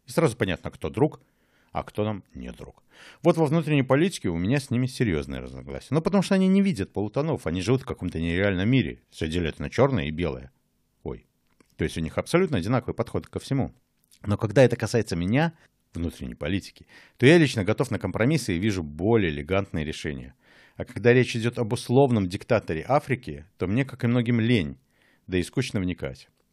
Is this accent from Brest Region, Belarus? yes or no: no; Mogilev, Mogilev Region, Belarus; moved away as an adult; now in Berlin, Germany; Я уехал из Республики Беларусь сразу после выборов самого первого президента Республики Беларусь и живу в Берлине уже дольше, чем жил в Могилеве.